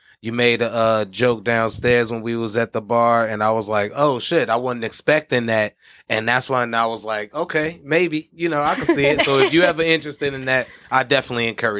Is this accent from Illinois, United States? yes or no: yes; Chicago, Illinois, United States; Yeah, I'm from Chicago.